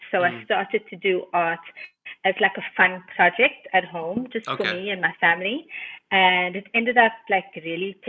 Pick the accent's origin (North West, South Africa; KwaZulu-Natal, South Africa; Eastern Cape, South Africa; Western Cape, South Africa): Western Cape, South Africa; Cape Town; I'm from Cape Town. I'm born and bred here, and I enjoy traveling, but I think this will always be home